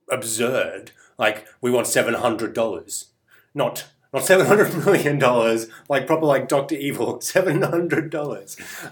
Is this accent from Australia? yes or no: yes; Australia